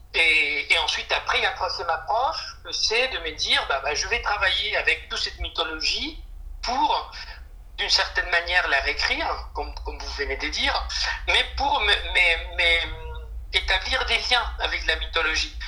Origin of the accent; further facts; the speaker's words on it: Montevideo, Uruguay; first language Spanish; French is a second language; moved away as an adult; now in Paris, France; Je suis né à Montevideo, en Uruguay. Donc ma langue maternelle euh, est l'espagnol. Et à l'âge des 19 euh, ans, je, suis venu vivre en France.